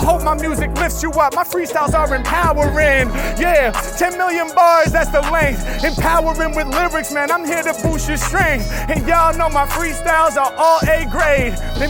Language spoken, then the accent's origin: English; Los Angeles, California, United States; It's …, I'm representing from Los Angeles.